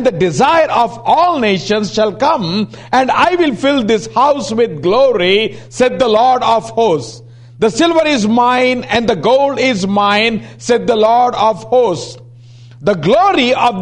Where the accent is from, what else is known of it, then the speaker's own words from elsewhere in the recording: India; we come from IST